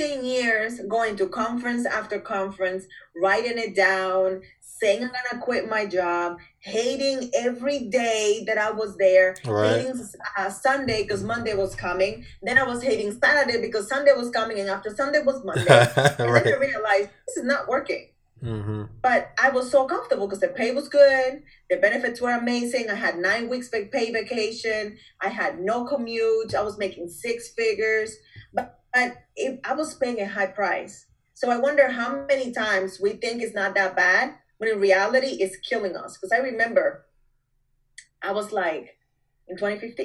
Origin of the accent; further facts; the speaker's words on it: Dominican Republic; moved away as an adult; I am from Dominican Republic.